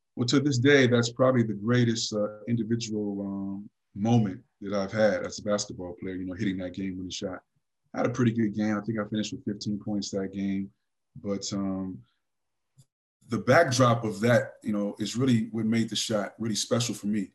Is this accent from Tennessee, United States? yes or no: no; California, United States; I'm from California